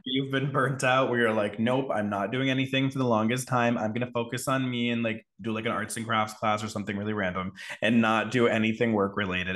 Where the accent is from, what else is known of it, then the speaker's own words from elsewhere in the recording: Connecticut, United States; I grew up in Connecticut